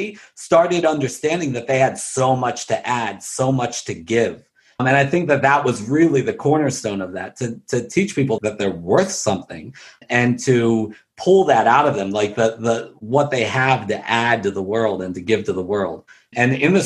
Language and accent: English; Baltimore, Maryland, United States; born and raised in Baltimore City